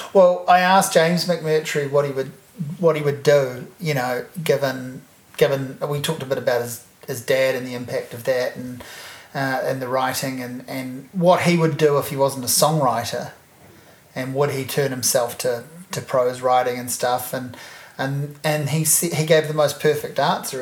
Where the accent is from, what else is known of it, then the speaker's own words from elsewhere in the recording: Hawke's Bay, New Zealand; moved away; growing up in Hawke's Bay